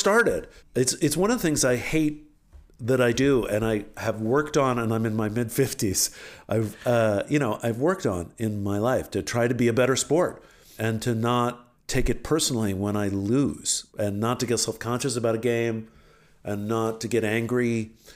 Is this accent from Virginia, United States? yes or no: yes; Alexandria, Virginia, United States; moved away; I grew up in Alexander, Virginia, where I came from